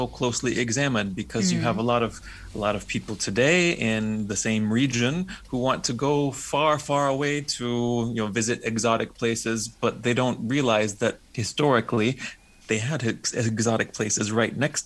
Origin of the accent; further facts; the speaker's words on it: United States; I'm a Slovak Roma by background, but I was born and raised in the States